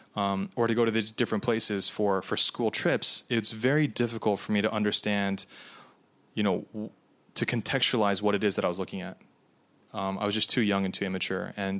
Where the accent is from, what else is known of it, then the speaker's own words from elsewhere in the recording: United States; because I'm Japanese American and both of my countries that I have nationality for don't do these things